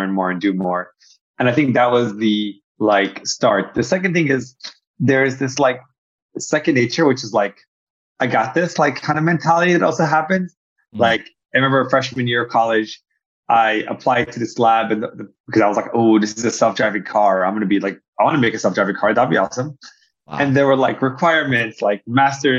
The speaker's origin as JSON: {"language": "English", "country": "Egypt", "tie": "born or raised there", "moved": "yes", "lives_now": "United States", "said": "I grew up in Egypt"}